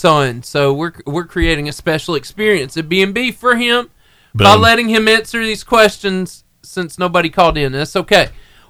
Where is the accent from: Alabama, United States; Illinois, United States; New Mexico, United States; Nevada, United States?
Alabama, United States; Arab; But Will and I grew up at ARAB together.